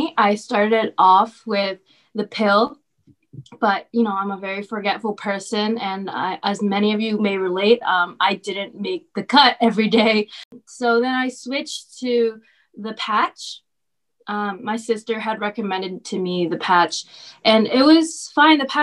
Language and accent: English; Boston, Massachusetts, United States; moved away as an adult; also born or lived in Los Angeles, California; I'm from Boston and I go to school at USC.